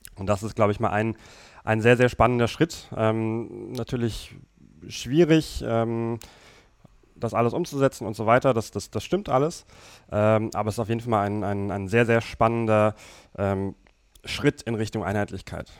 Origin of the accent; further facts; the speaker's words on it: Germany; bei uns in Deutschland